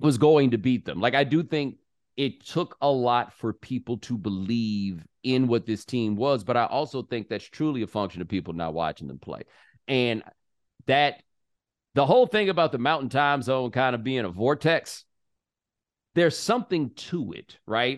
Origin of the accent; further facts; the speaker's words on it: the South, United States; I'm from the South